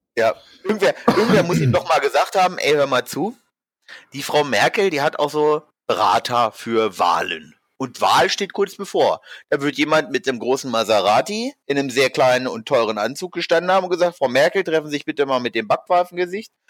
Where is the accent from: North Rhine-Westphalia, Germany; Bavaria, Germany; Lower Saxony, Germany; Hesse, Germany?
Lower Saxony, Germany; Hanover; now in Frankfurt, Germany; eigentlich komme ich aus Hannover